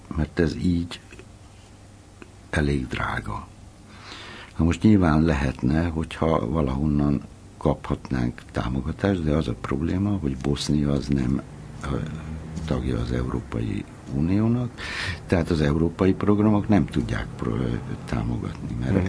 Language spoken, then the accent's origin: Hungarian; Hungary; moved away as an adult; amikor én fölnőttem, akkor abban nőttem föl, hogy ez egy zárt ország volt